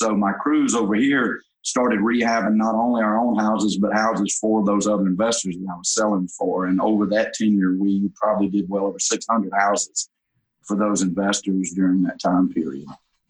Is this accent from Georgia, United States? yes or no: yes; North Georgia, United States; I grew up in North Georgia, about 45 minutes north of the downtown Atlanta area.